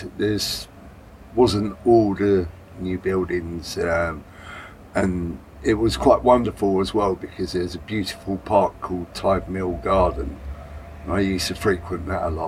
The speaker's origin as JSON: {"language": "English", "town": "Gravesend", "region": "South East England", "country": "United Kingdom", "tie": "born or raised there", "moved": "as an adult", "lives_now": "Deptford, United Kingdom", "said": "I was born in 1971 in Gravesend."}